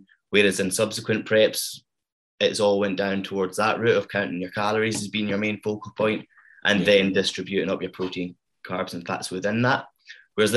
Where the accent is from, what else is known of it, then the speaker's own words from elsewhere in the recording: Stranraer, Scotland, United Kingdom; now in Glasgow, United Kingdom; I'm from Stranraer, which is a very small corner in Scotland.